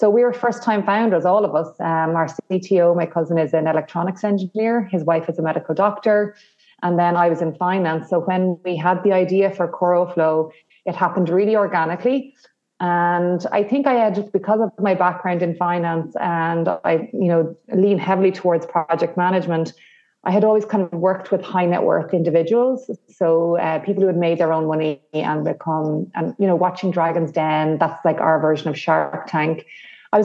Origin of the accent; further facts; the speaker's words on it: the Midlands of Ireland, Ireland; now in Dublin, Ireland; I'm here in Dublin, Ireland, and but I'm originally from the Midlands of Ireland